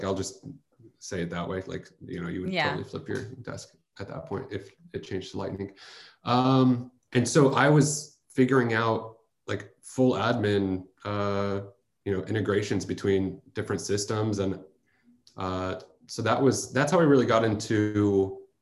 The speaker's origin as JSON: {"language": "English", "area": "Bay Area", "region": "California", "country": "United States", "tie": "born or raised there", "also_born_or_lived": "Chicago", "lives_now": "San Francisco, United States", "said": "I grew up in the Bay Area"}